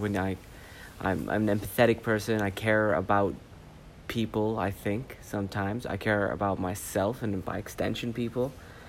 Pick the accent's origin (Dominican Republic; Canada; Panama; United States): Canada; also born or lived in Saudi Arabia; I was born in Canada. I grew up between Canada and Saudi Arabia. I had my feet in both cultures. In Canada, I was the Saudi, and in Saudi, I was the Canadian.